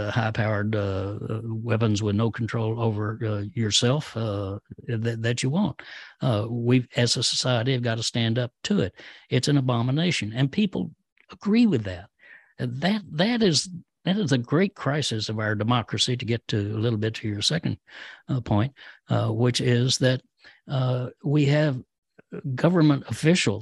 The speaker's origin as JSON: {"language": "English", "town": "Denison", "region": "Texas", "country": "United States", "tie": "born or raised there", "said": "I grew up in a little town called Denison"}